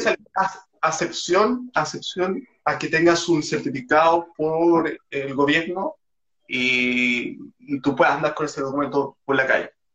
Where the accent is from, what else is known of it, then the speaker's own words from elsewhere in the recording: Chile; tengo 28 años, soy de Chile